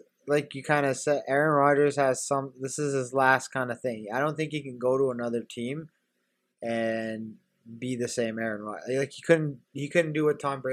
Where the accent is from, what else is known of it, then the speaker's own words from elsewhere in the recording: Canada; I'm a Canadian